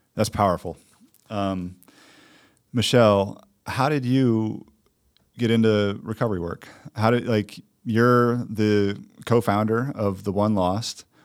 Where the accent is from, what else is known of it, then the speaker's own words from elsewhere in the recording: Detroit, Michigan, United States; I'm from Detroit